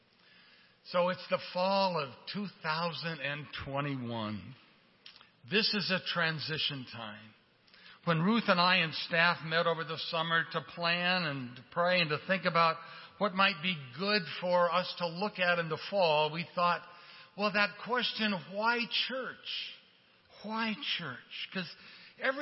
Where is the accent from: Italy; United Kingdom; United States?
United States; Portland, Oregon; moved away; I grew up in Portland, Oregon